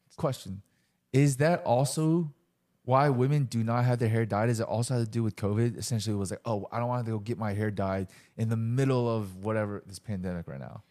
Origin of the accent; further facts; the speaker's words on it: Chester, Virginia, United States; growing up in Chester, Virginia, whoop, whoop, when we were kids